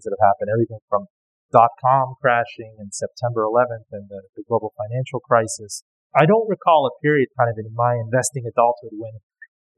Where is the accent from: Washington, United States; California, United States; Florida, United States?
Florida, United States; Miami; I grew up in Miami